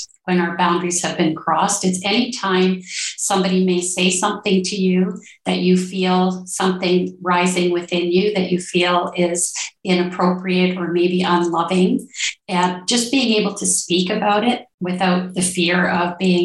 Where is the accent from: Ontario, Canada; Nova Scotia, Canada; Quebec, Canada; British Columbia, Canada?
Ontario, Canada; now in Colombia; I'm originally from Ontario, Canada, and now I live in Colombia, South America